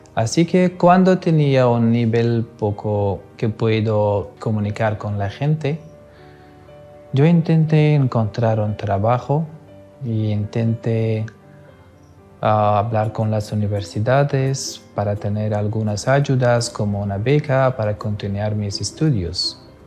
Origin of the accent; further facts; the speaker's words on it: Afghanistan; Spanish is a second language; moved away as an adult; also born or lived in India; now in Spain; soy de Afganistán